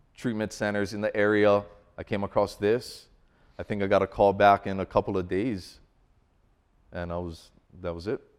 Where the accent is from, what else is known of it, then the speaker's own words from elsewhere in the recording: Hawaii, United States; moved away as an adult; now in Colorado, United States; growing up in Hawaii